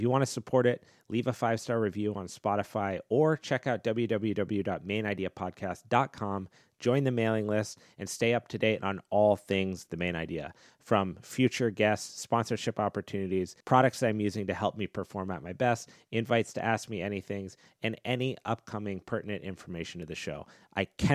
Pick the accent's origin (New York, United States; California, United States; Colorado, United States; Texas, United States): Colorado, United States; moved away as an adult; also born or lived in Los Angeles, United States; now in San Diego, United States; I grew up in Colorado and moved